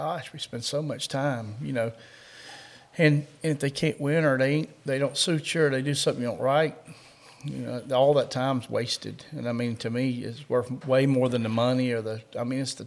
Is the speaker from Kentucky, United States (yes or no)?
yes; Kentucky, United States; We're from Kentucky.